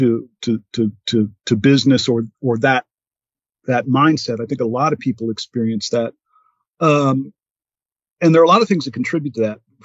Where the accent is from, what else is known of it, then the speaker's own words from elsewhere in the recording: United States; being an American citizen